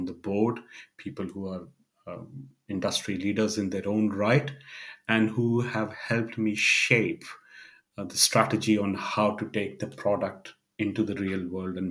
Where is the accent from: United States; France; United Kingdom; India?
India; I come from India